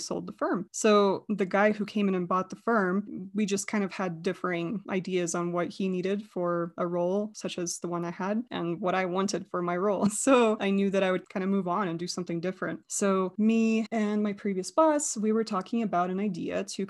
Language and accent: English; United States; also born or lived in Russia; And then we went to America